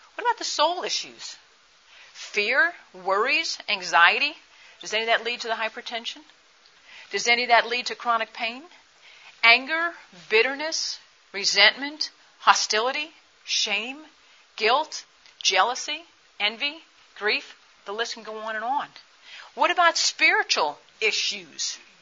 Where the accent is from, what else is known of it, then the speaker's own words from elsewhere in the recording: Michigan, United States; I'm from Michigan